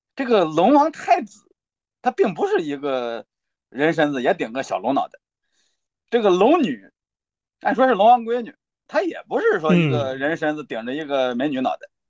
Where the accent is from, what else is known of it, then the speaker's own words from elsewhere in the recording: China; 我们中国人